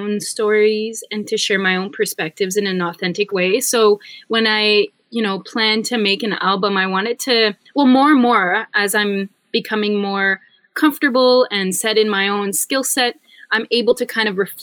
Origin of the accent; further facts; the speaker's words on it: Northern Ontario, Canada; moved away as an adult; also born or lived in Toronto; I'm from Northern Ontario, and I kind of grew up in a landscape that's, very forested